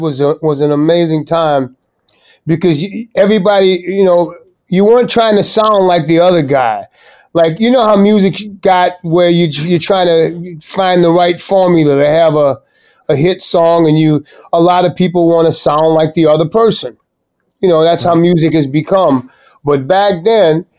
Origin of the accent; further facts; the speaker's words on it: New Orleans, Louisiana, United States; Born and raised right up there